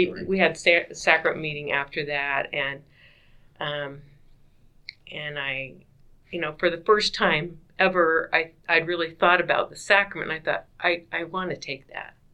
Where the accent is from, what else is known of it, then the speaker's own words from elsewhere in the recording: Utah, United States; moved away; he knew I was from Utah